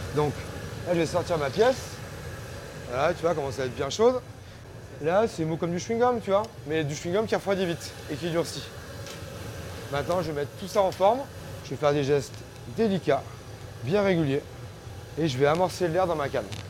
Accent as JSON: {"language": "French", "region": "Auvergne-Rhône-Alpes", "country": "France", "tie": "born or raised there", "also_born_or_lived": "Lyon", "moved": "as an adult", "lives_now": "Paris, France", "said": "Moi, je viens de l'Auvergne. J'ai donc euh, fait ma scolarité euh, là-bas"}